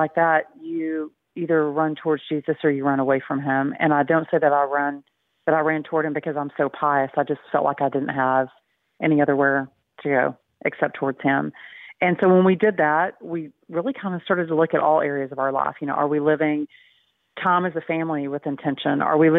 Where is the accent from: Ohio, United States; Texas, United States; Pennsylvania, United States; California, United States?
Texas, United States; Texas Panhandle, United States; also born or lived in Midwest; I'm a sixth-generation Texan, so my accent usually gives me away, and I grew up in the panhandle of Texas.